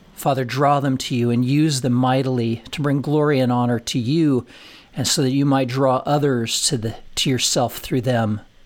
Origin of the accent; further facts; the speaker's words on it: Colorado, United States; moved away as an adult; also born or lived in Nashville; never having lived out of the state of Colorado, never having lived f, farther than forty miles from my, from my hometown